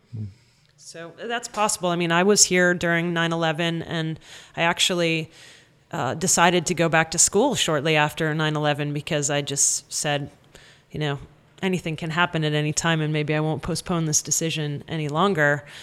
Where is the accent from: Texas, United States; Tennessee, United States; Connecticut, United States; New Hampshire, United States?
New Hampshire, United States; moved away; also born or lived in Boston; in the small town where I grew up in New Hampshire